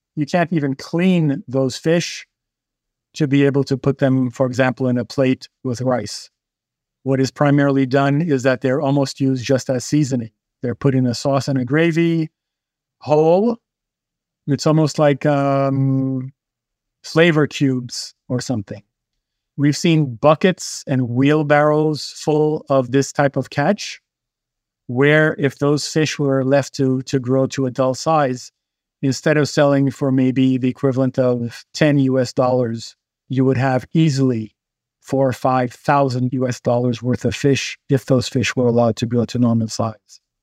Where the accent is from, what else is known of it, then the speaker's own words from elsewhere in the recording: Haiti; To me, being a kid growing up in Haiti